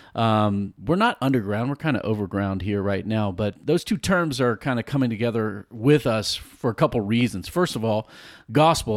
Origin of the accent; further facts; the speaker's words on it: Virginia Beach, Virginia, United States; moved away; I grew up in Virginia Beach